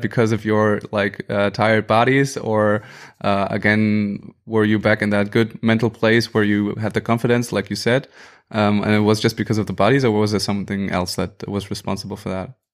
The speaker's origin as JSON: {"language": "English", "country": "Germany"}